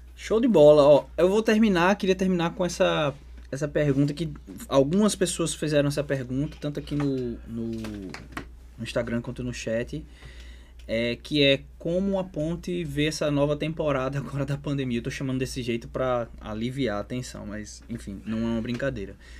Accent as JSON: {"language": "Portuguese", "town": "Natal", "region": "Rio Grande do Norte", "country": "Brazil", "said": "do meu estado, Rio Grande do Norte, eu sou de Natal"}